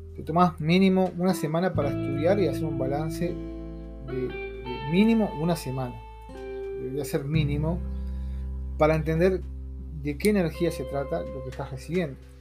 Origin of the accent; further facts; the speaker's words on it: Uruguay; soy de Uruguay.